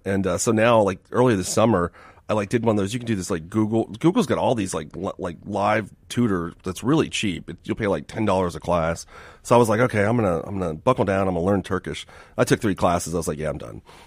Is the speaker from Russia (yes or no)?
no; Miami, Florida, United States; we grew up in Miami